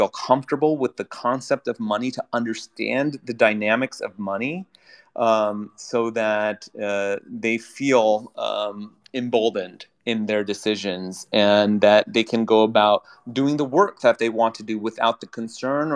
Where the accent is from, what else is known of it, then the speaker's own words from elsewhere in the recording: United States; I'm an American